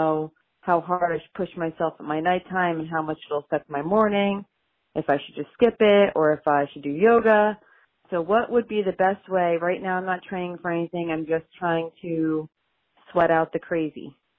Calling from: New Jersey, United States; from New Jersey.

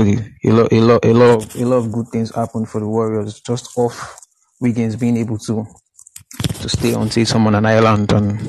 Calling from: Nigeria; I'm calling from Nigeria, actually. It's like 6 a.m. right here.

